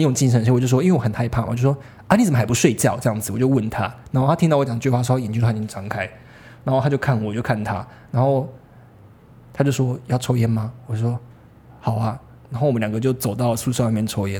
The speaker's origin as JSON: {"language": "Chinese", "region": "southern Taiwan", "country": "Taiwan", "said": "因为我是南部人"}